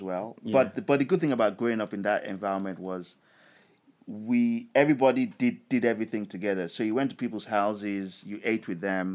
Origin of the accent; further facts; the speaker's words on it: Lagos, Nigeria; moved away as an adult; also born or lived in Hammersmith, London; most of my memories as a child was growing up in Nigeria